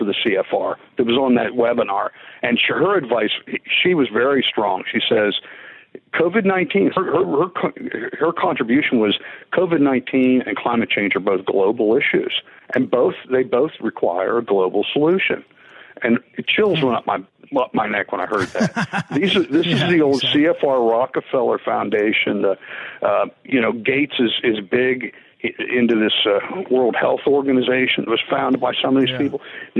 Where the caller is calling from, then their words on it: Pittsburgh, Pennsylvania, United States; I'm calling you from Pittsburgh